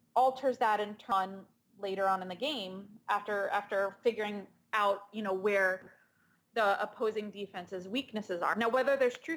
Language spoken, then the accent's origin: English; Maryland, United States; I'm from Maryland and I went to Penn State